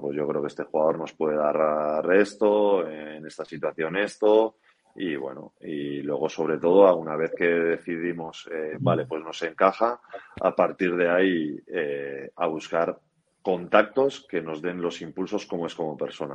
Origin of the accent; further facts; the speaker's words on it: Pasaia, Basque Country, Spain; mi pueblo, Pasaya